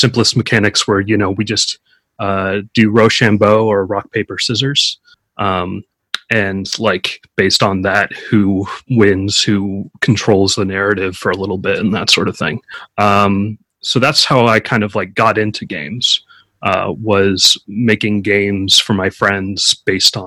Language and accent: English; California, United States; I'm from California